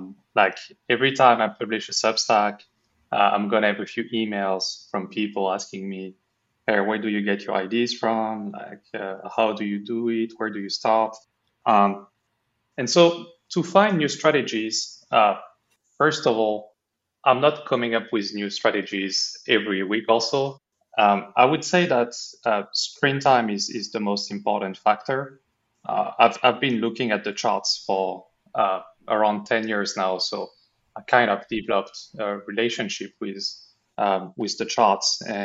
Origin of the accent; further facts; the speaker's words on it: France; English is a second language; now in Bermuda; No, I'm from France. I'm currently in Bermuda. I'm kind of traveling between the US, Bermuda, and Europe.